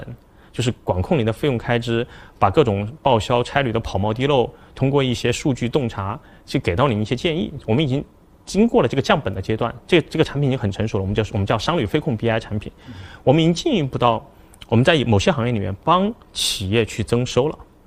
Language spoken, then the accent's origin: Chinese; China; 我们中国人的勤奋